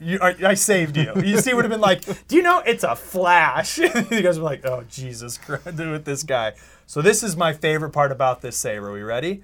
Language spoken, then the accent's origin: English; Bay Area, California, United States; moved away; I'm from the Bay Area